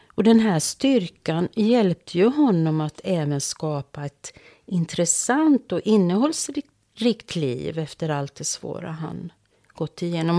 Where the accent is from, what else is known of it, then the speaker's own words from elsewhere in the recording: Finland; mitt hemland.